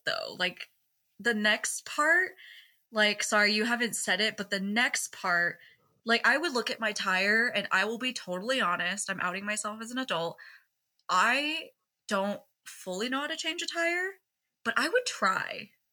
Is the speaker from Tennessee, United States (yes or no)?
no; Seattle, Washington, United States; I'm from Seattle